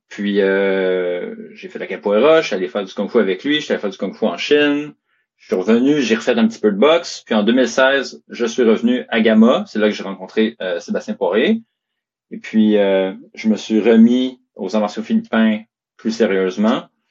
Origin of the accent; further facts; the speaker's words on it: Montreal, Quebec, Canada; also born or lived in Laval, Quebec; je viens de Montréal